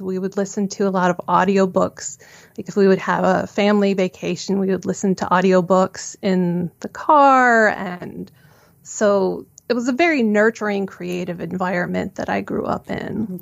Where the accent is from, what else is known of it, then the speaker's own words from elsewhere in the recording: suburbs of Chicago, Illinois, United States; I grew up in the suburbs of Chicago